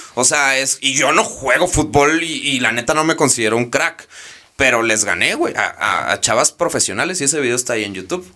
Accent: Mexico; mi contexto, como yo, eh, México, etcétera, Latinoamérica

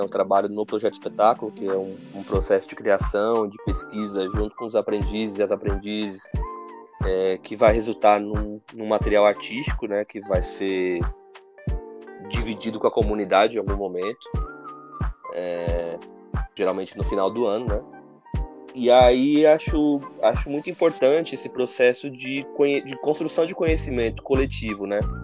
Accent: Diadema, São Paulo, Brazil; lá na minha adolescência com meus colegas em Diadema

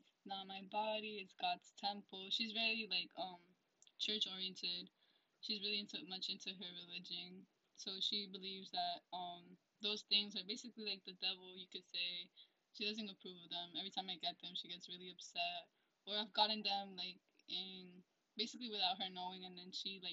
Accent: New Jersey, United States; I am from New Jersey, but my parents are originally from Ecuador

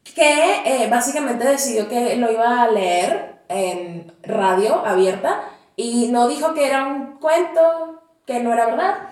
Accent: Venezuela; mejor conocida como la venezolana

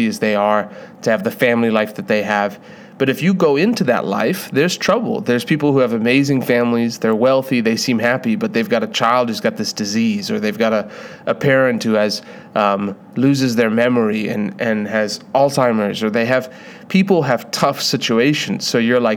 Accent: South Africa; I was born in South Africa.

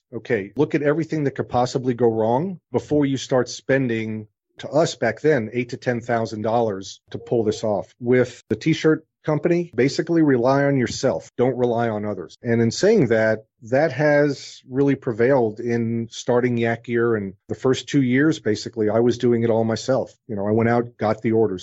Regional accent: New York, United States; moved away; also born or lived in New Orleans; I was the kid growing up in New York that I went door to door to shovel sidewalks in the winter

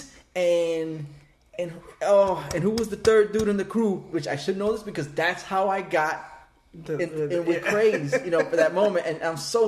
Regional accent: New York, United States; now in Miami, United States; I was raised in New York

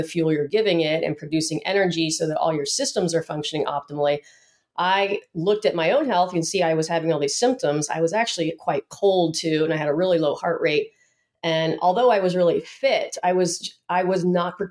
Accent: Atlanta, Georgia, United States; moved away as an adult; now in San Diego, United States; I came from Atlanta, Georgia

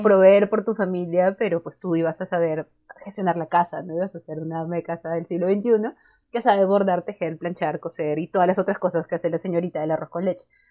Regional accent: Cusco, Peru; yo soy de Cusco

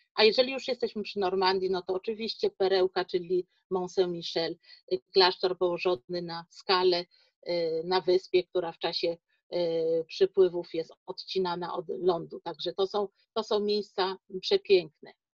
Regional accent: Szczecin, West Pomeranian Voivodeship, Poland; jestem rodowitą Szczecinianką

